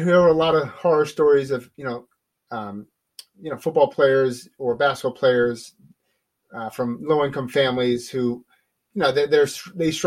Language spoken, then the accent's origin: English; New Jersey, United States; moved away; I'm a guy from New Jersey